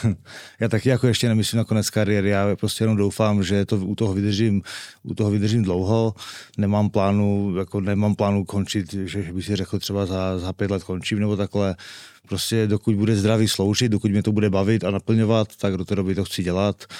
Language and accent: Czech; Czechia; od čtvrtfinále jsem jediný Čech v, v Team Sport Game Changeru